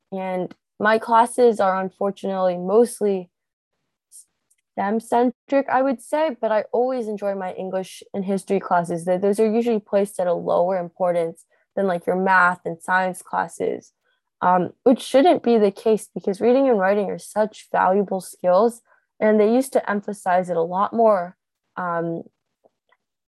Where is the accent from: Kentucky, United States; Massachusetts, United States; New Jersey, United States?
New Jersey, United States; in my home state, New Jersey